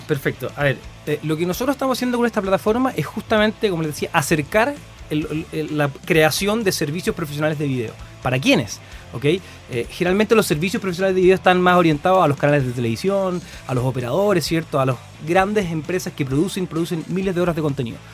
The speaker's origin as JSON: {"language": "Spanish", "town": "Concepción", "region": "Biobío", "country": "Chile", "tie": "born or raised there", "moved": "as an adult", "lives_now": "Santiago, Chile", "said": "Soy, de Conce, me encanta, me encanta mi ciudad"}